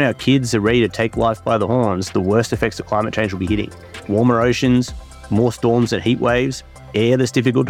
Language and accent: English; Australia; now in United States; this is my mate, Ryan. We have a few things in common. We're Australian